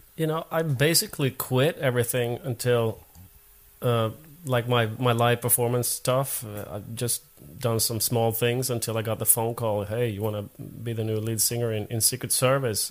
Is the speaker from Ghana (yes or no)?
no; Finland; first language Swedish; English is a second language; moved away as an adult; now in Sweden; i was born in Finland, but I'm a Swedish-speaking Finn. So, right. but I've been I've been in Sweden for 20 years now.